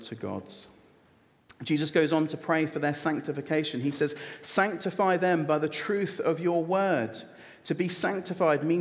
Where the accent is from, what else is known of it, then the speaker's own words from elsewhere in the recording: United Kingdom; I am a British citizen with a British passport. It is my birthright to be here